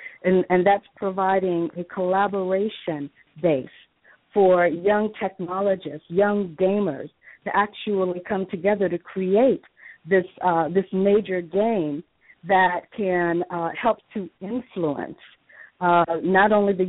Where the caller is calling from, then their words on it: Los Angeles, California, United States; I'm doing fine. … I'm calling from Los Angeles.